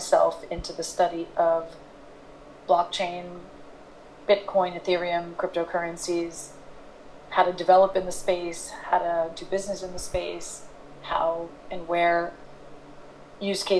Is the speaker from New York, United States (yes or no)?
yes; New York City, New York, United States; also born or lived in London; I am from New York City